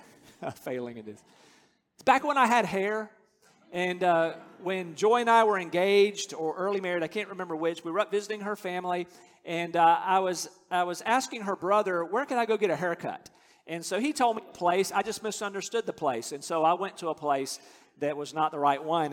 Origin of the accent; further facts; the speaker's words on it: North Carolina, United States; I grew up in North Carolina.